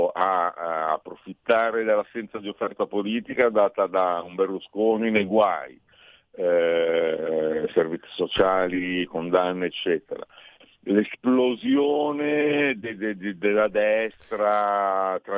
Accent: Bari, Apulia, Italy; moved away as an adult; now in Milan, Italy; però vengo da Bari, eh, son, son, mi sono trasferito qui a, 20, a 30 anni, e adesso ne ho 50, io rimango uno che si mangia il polpo crudo

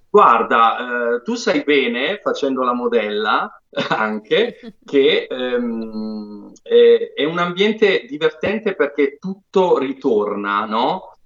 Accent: Apulia, Italy; io come Bianca Guacero sono pugliese

